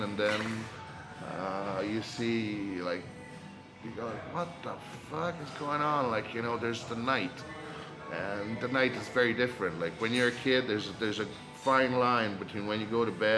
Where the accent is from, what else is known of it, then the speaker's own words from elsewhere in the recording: Rome, Lazio, Italy; Born and raised in Rome.